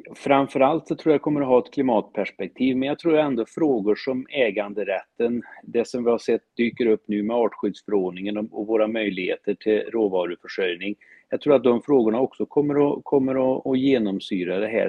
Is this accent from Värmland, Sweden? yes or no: yes; Värmland, Sweden; jag är en skogstokig värmlänning som älskar människor